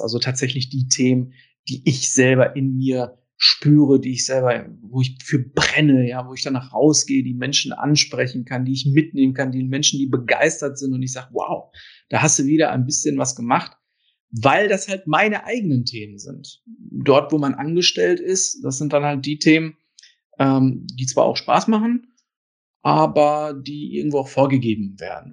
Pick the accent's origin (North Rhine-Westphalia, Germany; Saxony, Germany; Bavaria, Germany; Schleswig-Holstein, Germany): North Rhine-Westphalia, Germany; Ruhr area; das hört man vielleicht auch so ein bisschen an meinem Akzent. Ich komme direkt äh, aus dem Ruhrgebiet und ich war immer im Ruhrgebiet und bin auch hier geblieben